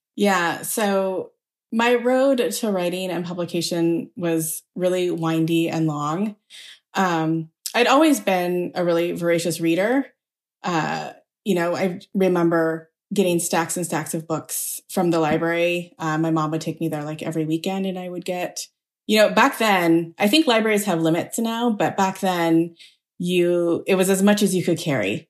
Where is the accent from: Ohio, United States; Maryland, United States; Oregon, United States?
Oregon, United States; Beaverton; I grew up in a mostly white community